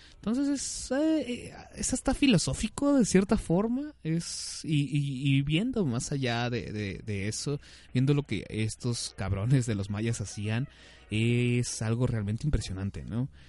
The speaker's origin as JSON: {"language": "Spanish", "region": "Mexico City", "country": "Mexico", "said": "las personas de la Ciudad de México nos conocen en, fuera de la Ciudad de México, nos conocen como chilangos"}